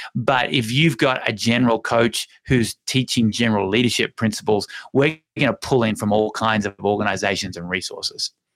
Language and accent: English; Hobart, Tasmania, Australia; now in Longmont, United States; Mount Wellington is my hometown, so it's called Hobart